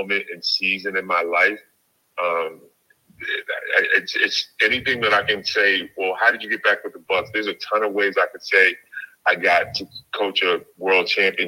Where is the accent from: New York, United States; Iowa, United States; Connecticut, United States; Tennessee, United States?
Connecticut, United States; I'm only 45 minutes from Connecticut, from my hometown